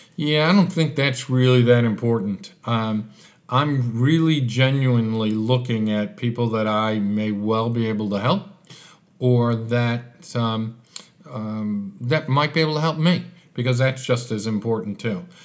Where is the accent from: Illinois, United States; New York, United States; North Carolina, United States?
Illinois, United States; Chicago; moved away as an adult; now in Adelaide, Australia; with my accent, uh, Chicago was home. That's where I had lived my life, and all of a sudden I was deposited in Australia, Adelaide